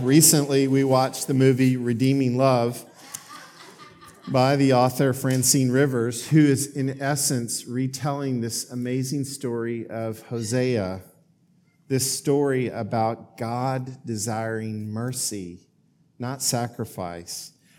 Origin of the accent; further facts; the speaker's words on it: Oklahoma, United States; now in Greensboro, United States; I have a home in Greensboro. I have the home that I grew up in Oklahoma